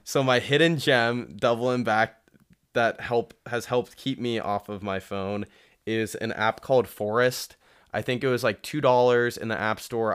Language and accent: English; Columbus, Ohio, United States; I was born and raised in Columbus